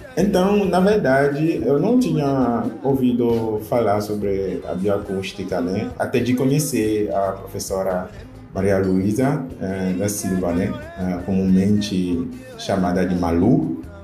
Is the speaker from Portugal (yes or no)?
no; Benin; Portuguese is a second language; now in Brazil; Eu não sou brasileiro, né? Eu vim da África, eu sou de Benin